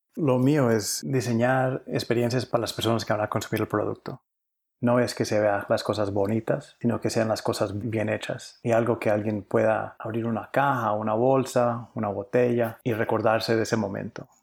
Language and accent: Spanish; Cali, Valle del Cauca, Colombia; also born or lived in New York, United States; now in United States; nací en, en Cali, Colombia